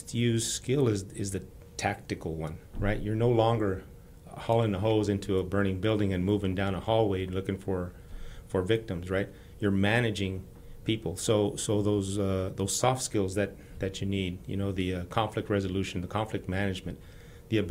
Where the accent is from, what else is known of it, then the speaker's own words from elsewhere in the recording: El Paso, Texas, United States; moved away as an adult; now in Houston, United States; the community where I grew up in El Paso